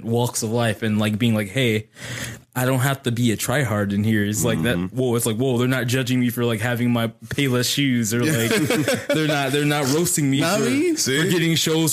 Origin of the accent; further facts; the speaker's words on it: Atlanta, Georgia, United States; I grew up in Atlanta. I was in the actual hood